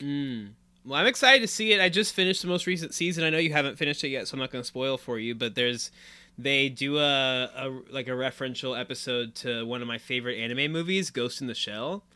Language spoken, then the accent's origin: English; Indiana, United States; We're both from Indiana